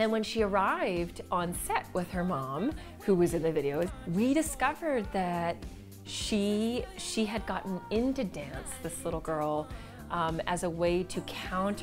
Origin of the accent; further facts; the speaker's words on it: Vancouver, British Columbia, Canada; moved away; I'm from Vancouver